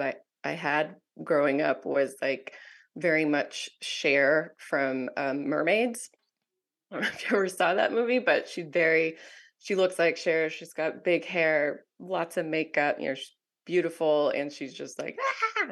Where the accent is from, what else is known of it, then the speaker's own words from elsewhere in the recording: Southern California, United States; I was raised in Southern California, mostly by my single mom